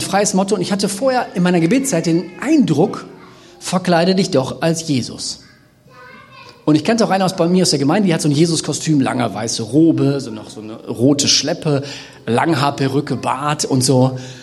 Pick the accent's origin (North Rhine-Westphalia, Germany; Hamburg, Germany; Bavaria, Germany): North Rhine-Westphalia, Germany; Bergisches Land; ich komme ja aus dem Bergischen Land, wir sind ja quasi so die Pufferzone zwischen dem äh, Jecken-Rheinland und dem Ruhrgebiet.